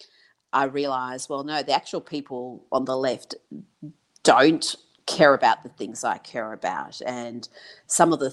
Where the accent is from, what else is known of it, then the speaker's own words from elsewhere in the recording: Iran; also born or lived in Pine Bluff, Arkansas, United States; now in Australia; I was raised in Iran. My childhood was there, until I moved to Australia